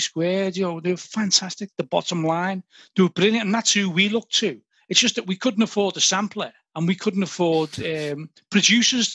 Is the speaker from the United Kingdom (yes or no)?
yes; Liverpool, North West England, United Kingdom